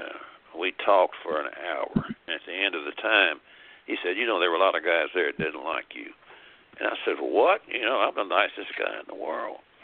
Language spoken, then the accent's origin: English; the South, United States; I've been all my life growing up in the South